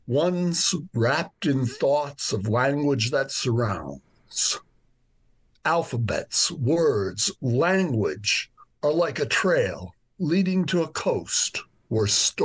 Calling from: New York, United States; also born or lived in Dublin; I'm in New York right now. I live here and in Dublin.

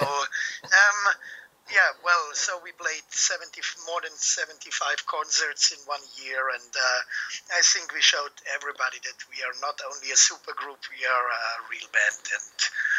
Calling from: Munich, Bavaria, Germany; I'm calling from Munich

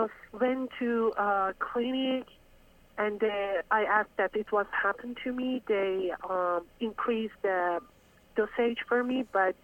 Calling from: Dallas, Texas, United States; also born or lived in Iran; I'm calling from Dallas.

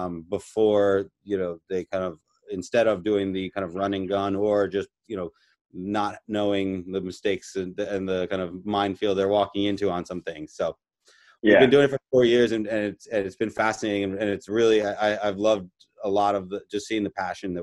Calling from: South Carolina, United States; So home base is D.C., currently down in South Carolina, just outside of Beaufort.

